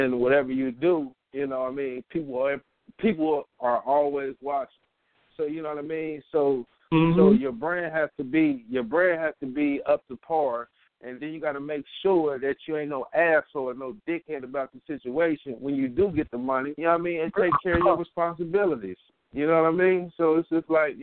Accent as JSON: {"language": "English", "town": "Middletown", "region": "Ohio", "country": "United States", "said": "So I'm from Middletown, Ohio."}